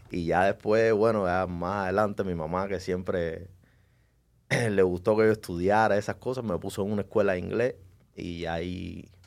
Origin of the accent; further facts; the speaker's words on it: Cuba; Yo soy, estoy orgulloso de donde vengo, soy orgullosamente cubano, pero desgraciadamente en Cuba, por el, por el sistema, el gobierno que está ahí desde hace 60 años, estamos atrasados en muchas cosas.